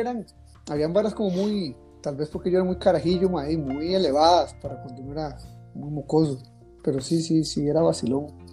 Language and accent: Spanish; Costa Rica; moved away; los que conocemos como los chinos en Costa Rica, aquí son de indios